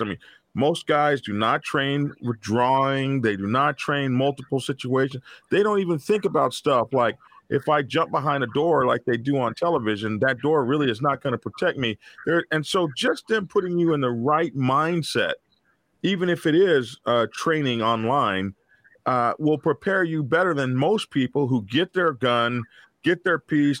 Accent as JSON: {"language": "English", "town": "Oklahoma City", "region": "Oklahoma", "country": "United States", "tie": "born or raised there", "said": "my home state of Oklahoma. Uh, here in Oklahoma"}